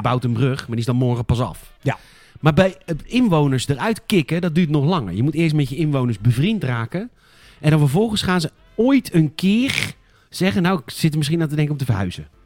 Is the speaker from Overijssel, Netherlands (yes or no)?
no; Rotterdam, South Holland, Netherlands; ik loop er rond als Rotterdammer